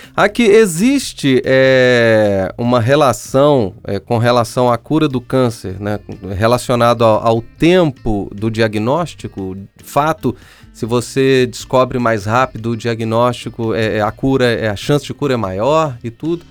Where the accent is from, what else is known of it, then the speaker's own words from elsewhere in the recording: São João del-Rei, Minas Gerais, Brazil; Eu sou de uma cidade histórica, sou de São João Del Rei, Minas Gerais